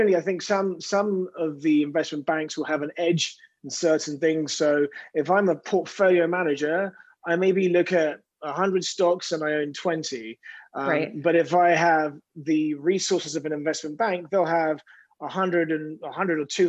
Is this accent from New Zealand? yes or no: no; London, United Kingdom; moved away as an adult; now in New York, United States; I grew up in West London